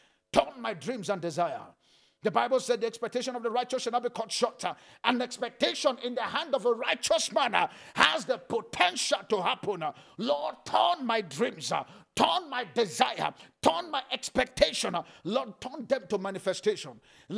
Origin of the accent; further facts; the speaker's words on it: Nigeria; I said, as a pastor, as a Nigerian, which of the two?